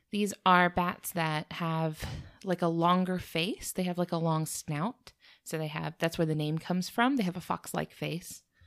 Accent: United States; we're from America

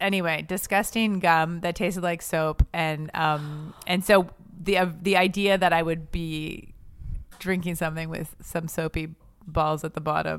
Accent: Quebec, Canada; But I know I'm from the French part of Canada, which is why I'm hot. You can't see me on this podcast, but you know, I come from the good looking part of Canada, Quebec.

